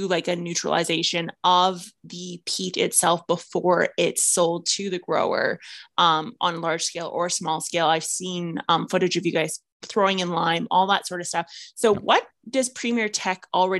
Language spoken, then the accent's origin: English; Saskatchewan, Canada; I'm from Saskatchewan. We have zero French here.